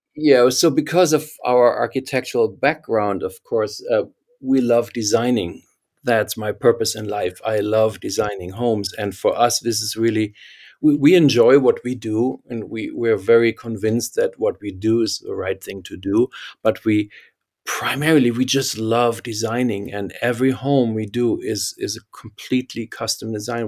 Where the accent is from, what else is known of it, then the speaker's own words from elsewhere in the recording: Germany; accent: German; English is a second language; moved away; I can't hide my German accent